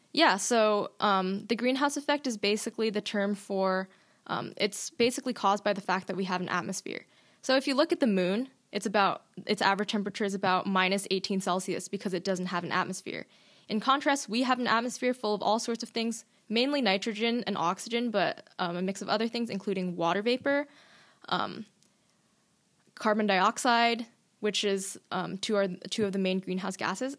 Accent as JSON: {"language": "English", "region": "Washington", "country": "United States", "tie": "born or raised there", "said": "I'm born and raised in Washington, and like everyone who was born here, I grew up, um, loving the outdoors"}